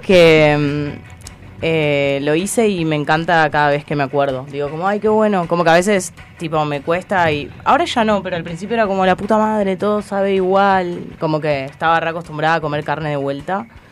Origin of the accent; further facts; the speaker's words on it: Pinamar, Buenos Aires Province, Argentina; yo soy de Pinamar